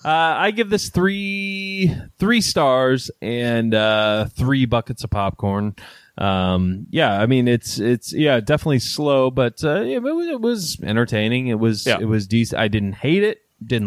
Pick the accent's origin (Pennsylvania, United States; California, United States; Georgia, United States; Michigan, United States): Michigan, United States; We're from Michigan